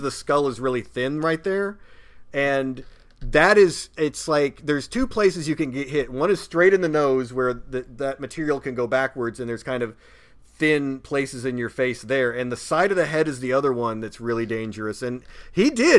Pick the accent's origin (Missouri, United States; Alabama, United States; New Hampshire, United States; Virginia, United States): Missouri, United States; Springfield; that kid in springfield missouri my hometown